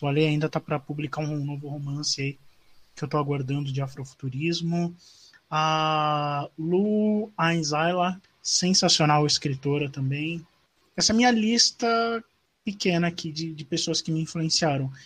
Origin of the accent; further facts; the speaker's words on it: São Paulo, Brazil; eu sou do Campo Limpo de São Paulo